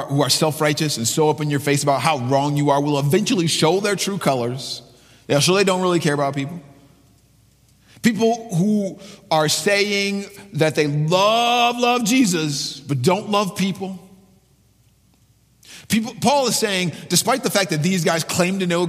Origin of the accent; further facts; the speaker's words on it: Ann Arbor, Michigan, United States; I'm from Ann Arbor